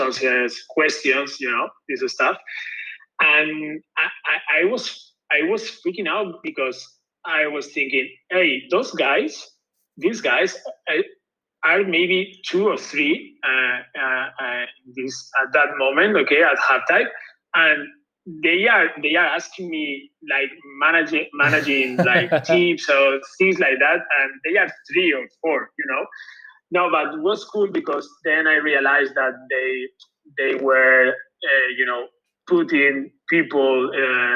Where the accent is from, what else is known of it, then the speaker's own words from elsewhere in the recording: Gandia, Valencian Community, Spain; from Gandia. I'm from Gandia